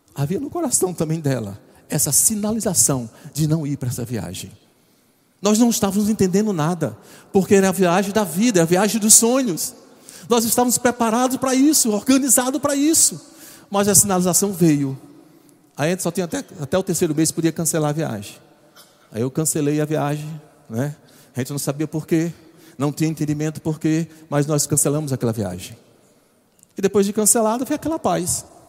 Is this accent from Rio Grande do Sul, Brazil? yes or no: no; João Pessoa, Paraíba, Brazil; eu nunca saí de João Pessoa